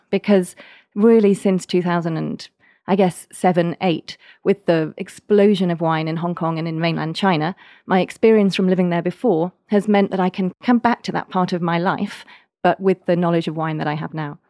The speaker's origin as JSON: {"language": "English", "town": "Oxford", "region": "South East England", "country": "United Kingdom", "tie": "born or raised there", "also_born_or_lived": "Manchester", "moved": "as an adult", "lives_now": "Bordeaux, France", "said": "I grew up in, in Oxford in England, and I was, um, in Oxford till about I was thirteen and then moved up to the north of England to Manchester."}